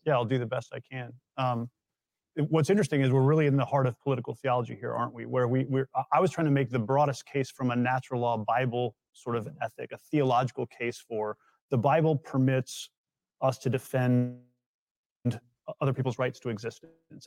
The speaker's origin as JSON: {"language": "English", "country": "United States", "said": "as an American"}